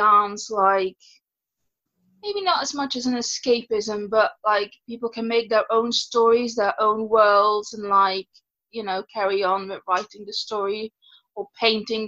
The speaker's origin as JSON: {"language": "English", "country": "Netherlands", "moved": "as an adult", "lives_now": "United Kingdom", "said": "I'm originally from the Netherlands and I've been living in the UK. Let me see. 14 years"}